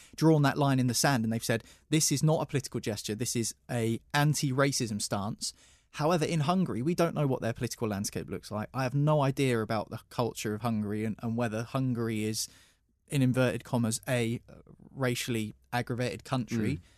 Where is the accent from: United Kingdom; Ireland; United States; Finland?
United Kingdom; England; as an Englishman in a country which very much still has problems with racism